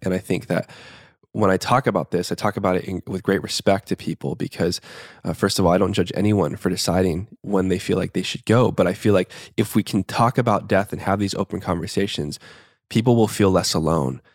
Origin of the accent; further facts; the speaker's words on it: Tucson, Arizona, United States; I was born in Tucson, Arizona, in the Southwest Barrios, uh, primarily, like, lower middle class neighborhood to a single mom.